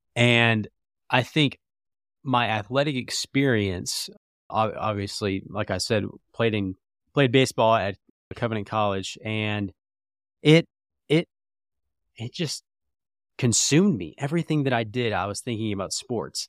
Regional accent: Jacksonville, Florida, United States; moved away as an adult; also born or lived in Atlanta / Lookout Mountain, Georgia; now in Indianapolis, United States; grew up there till I was eighteen.

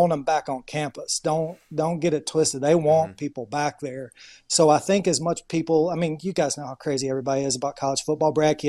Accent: the South, United States; moved away; growing up in the South

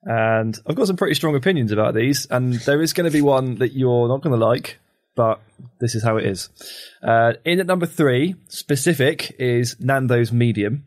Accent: England, United Kingdom; I'm English

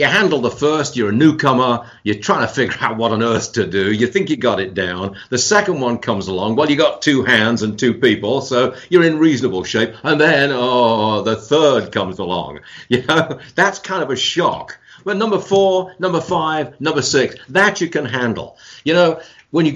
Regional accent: England, United Kingdom; moved away as an adult; now in United States; born and raised in England, came to America in the early 1970s as a married man

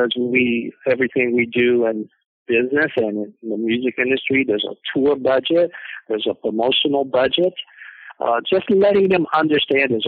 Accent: Gaston, Alabama, United States; I was born in 1952 in Gaston, Alabama

